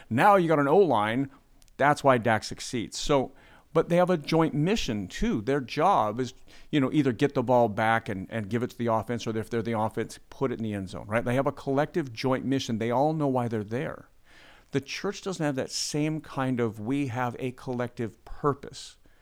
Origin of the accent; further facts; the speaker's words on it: United States; being American